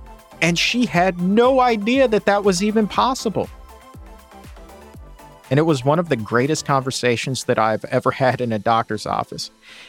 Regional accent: Australia; And as an Australian, I especially love when he says, doggone.

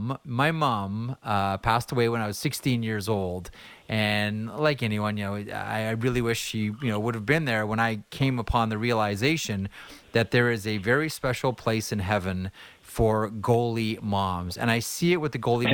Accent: Toronto, Ontario, Canada; I grew up in Toronto

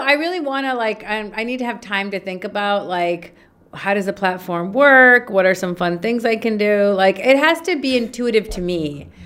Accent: Minnesota, United States; moved away as an adult; now in Egypt; Born and raised in Minnesota, okay. undergrad, graduate degree, lived in Minnesota, moved to Minnesota uh, to Egypt when I was 27

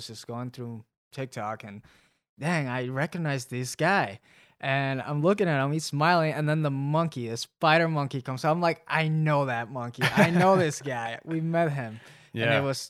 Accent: Mexico; And I grew up in Mexico, and I've visited like very rough places as well.

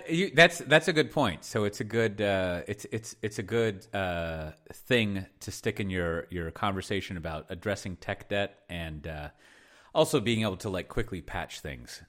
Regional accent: Texas, United States; as a Texan

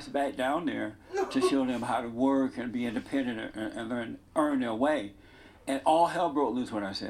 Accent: Alabama, United States; I grew up in Alabama. I grew up under the Jim Crow laws. I went to an all-black school.

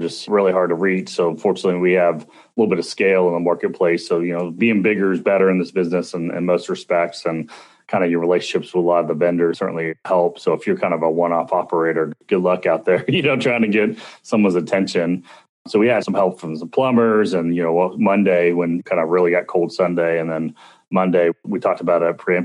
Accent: Dallas, Texas, United States; I grew up here my entire life. I grew up in Dallas, Texas, and sorry, suburban Dallas

